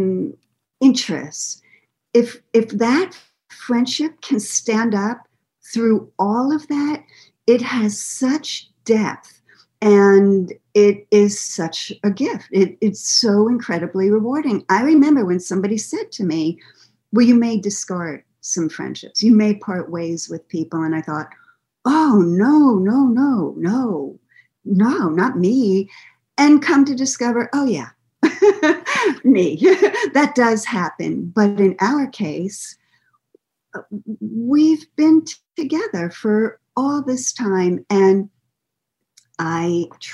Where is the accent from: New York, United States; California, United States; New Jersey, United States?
New York, United States; moved away; I'm from New York